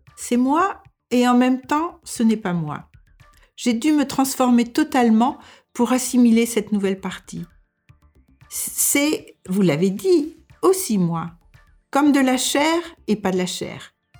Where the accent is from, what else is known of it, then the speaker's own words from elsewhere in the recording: France; moved away as an adult; now in Denmark; je suis française et je vis au Danemark depuis plus de 40 ans